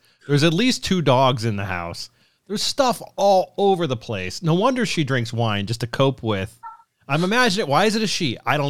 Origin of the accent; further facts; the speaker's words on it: Ohio, United States; I'm from Ohio